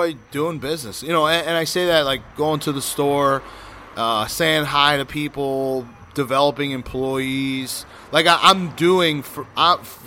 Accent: South Florida, United States; I'm born and raised in South Florida, but I was never really taught how to speak Spanish fluently.

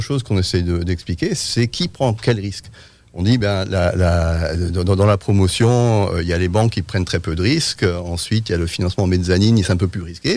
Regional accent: France; je suis euh, britannique, mais j'ai grandi en France.

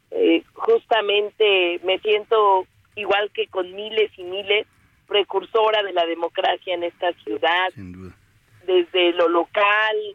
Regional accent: Mexico City, Mexico; soy eh, orgullosamente chilanga. Nací en la Benito Juárez. Me fui a vivir al oriente, a, Iztapalapa.

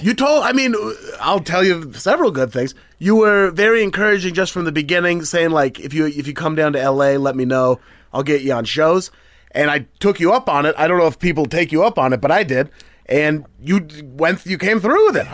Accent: Beaverton, Oregon, United States; also born or lived in Portland, Oregon; I'm from Beaverton, which is just nine miles outside

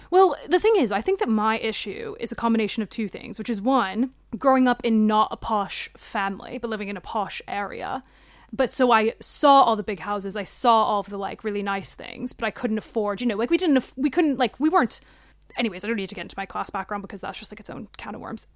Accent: United States; now in London, United Kingdom; I'm American

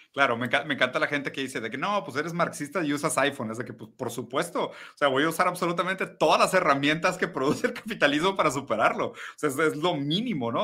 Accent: Brazil; moved away; also born or lived in Mexico City; yo siendo brasileño

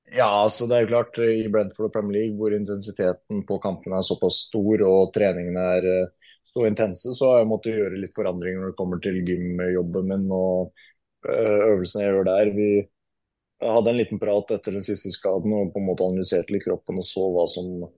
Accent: Norway; moved away; langt unna familiemedlemmer som går bort hjemme i Norge

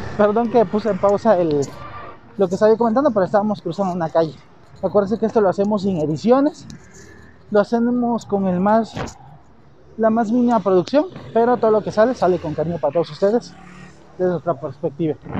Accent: Mexico

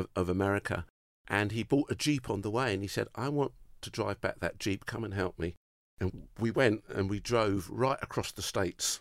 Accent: United Kingdom; I'm, I'm, I'm British

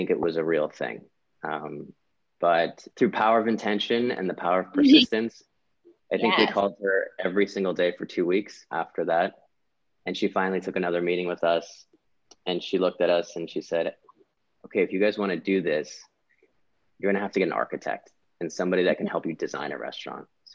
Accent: Pasadena, California, United States; moved away as an adult; also born or lived in Washington, D.C.; I'm born and raised in Los Angeles, California. I grew up in Pasadena.

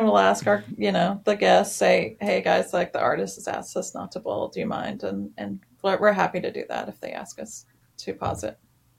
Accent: Nashville, Tennessee, United States; since I'm from Nashville and grew up listening to music and going to small shows at a tiny little divey bars.

